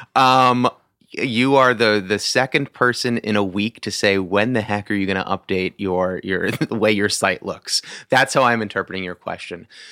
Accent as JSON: {"language": "English", "region": "Massachusetts", "country": "United States", "tie": "born or raised there", "also_born_or_lived": "New York", "moved": "as an adult", "lives_now": "Washington, D.C., United States", "said": "I was born in New York, uh, moved to Massachusetts when I was eight years old"}